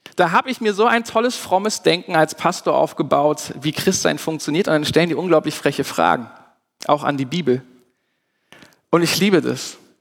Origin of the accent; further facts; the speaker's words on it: Germany; wir als Deutsche